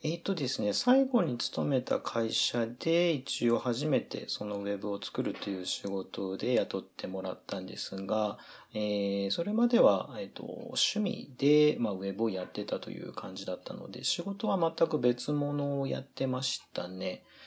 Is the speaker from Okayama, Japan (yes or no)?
yes; Okayama, Japan; moved away as an adult; now in Aomori, Japan; 私もともとは岡山県の出身で、えー、大学で進学を、まあ、青森市にしたので、それで青森に移り住んできたという感じです